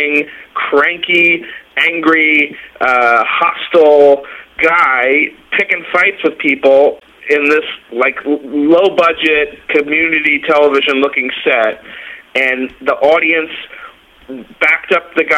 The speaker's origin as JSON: {"language": "English", "town": "Dix Hills", "region": "New York", "country": "United States", "tie": "born or raised there", "said": "I grew up in Long Island, New York. I was born and raised in Dix Hills"}